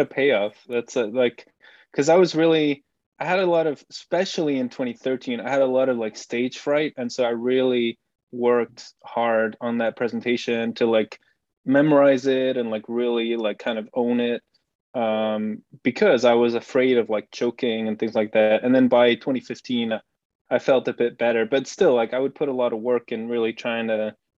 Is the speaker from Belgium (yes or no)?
yes; Belgium; first language Dutch; English is a second language; moved away as an adult; I, grew up in Belgium. I lived there more or less until 2014